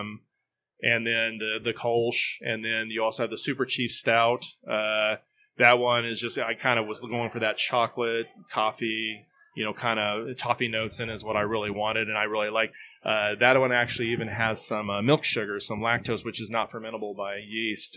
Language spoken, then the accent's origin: English; Southeast Kansas, United States; moved away as an adult; now in Topeka, United States; I'm from Southeast Kansas, but I've been in this area since the mid-nineties.